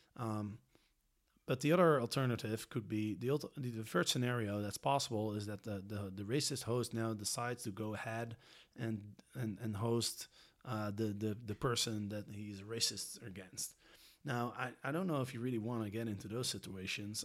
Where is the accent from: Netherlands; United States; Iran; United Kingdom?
Netherlands; because I'm from Holland or because I'm European